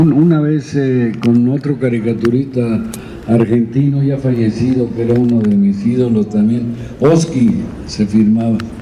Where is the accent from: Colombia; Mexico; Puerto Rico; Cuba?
Mexico; Zamora, Michoacán; Yo como soy de Zamora, la mía es chonguera, los chongos zamoranos